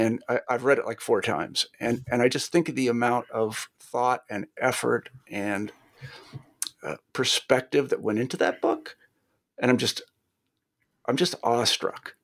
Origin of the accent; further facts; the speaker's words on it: Kansas, United States; I'm from Kansas